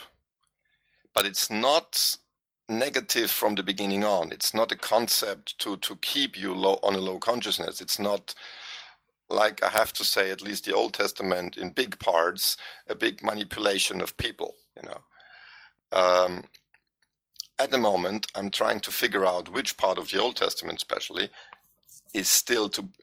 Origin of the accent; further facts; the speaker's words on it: Vienna, Austria; English is a second language; moved away as an adult; now in Tyrol, Austria; I'm from Vienna